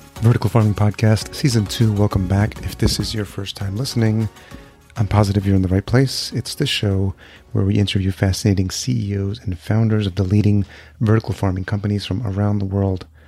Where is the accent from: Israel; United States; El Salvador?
El Salvador; growing up in El Salvador, my home country as well